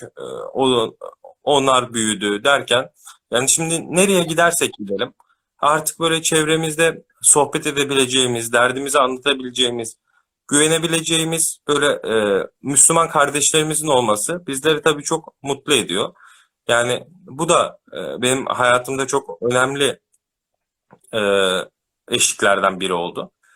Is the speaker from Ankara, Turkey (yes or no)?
yes; Ankara, Turkey; 94 Ankara doğumluyum.